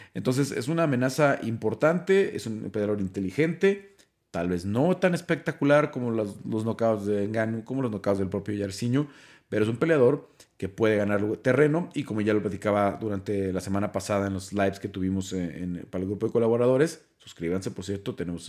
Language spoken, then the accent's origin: Spanish; Mexico; los dos somos mexicanos